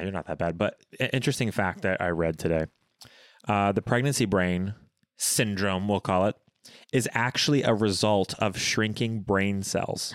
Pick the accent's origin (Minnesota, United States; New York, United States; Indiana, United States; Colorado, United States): Indiana, United States; Bloomington; in my hometown of Bloomington